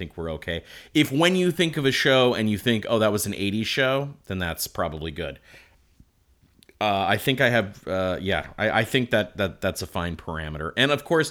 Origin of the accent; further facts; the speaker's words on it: Midwest, United States; We grew up in the Midwest in the 1980s